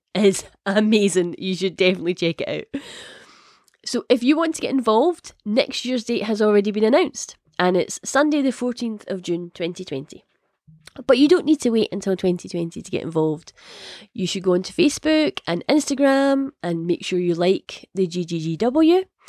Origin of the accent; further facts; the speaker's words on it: Scotland, United Kingdom; if it isn't obvious from the accent, I am Scottish.